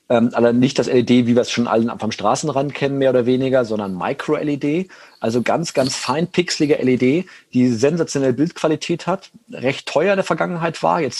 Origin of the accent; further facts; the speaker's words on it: Rhineland, Germany; ich bin Rheinländer, da fällt mir das drei Sätze immer wenig reden, sehr schwierig.